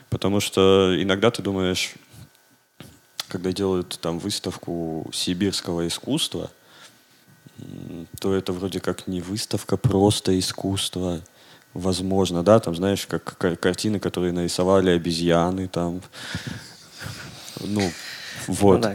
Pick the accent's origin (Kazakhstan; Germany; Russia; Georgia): Russia; Siberia; внутри страны я себя идентифицирую как сибиряк.